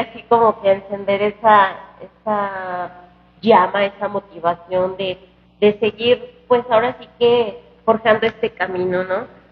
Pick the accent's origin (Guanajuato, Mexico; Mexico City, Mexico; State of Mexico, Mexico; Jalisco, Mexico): Guanajuato, Mexico; al Estado que es mi tierra